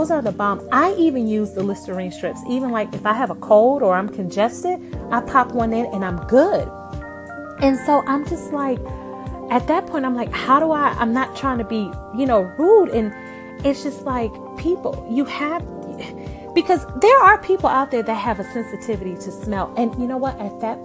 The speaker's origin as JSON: {"language": "English", "region": "New York", "country": "United States", "moved": "as an adult", "lives_now": "Southern United States", "said": "I'm from New York, so when I moved to the South, it was kind of an adjustment"}